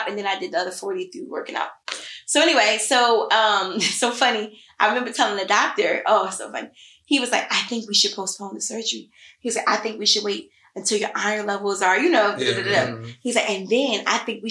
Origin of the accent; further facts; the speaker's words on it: Philadelphia, Pennsylvania, United States; I'm still from Philly